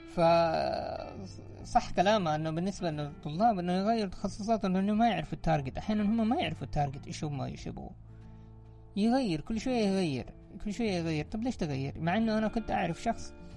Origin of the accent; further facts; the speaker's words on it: Saudi Arabia; عندنا في الخليج ولا عندنا في المملكة العربية السعودية